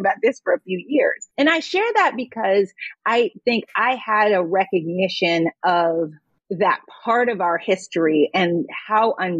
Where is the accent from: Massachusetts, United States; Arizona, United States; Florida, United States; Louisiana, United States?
Massachusetts, United States; Boston; moved away as an adult; also born or lived in New York City, United States / India; I grew up in Boston, raised by parents who had moved to Boston, but had grown up in North Carolina under Jim Crow.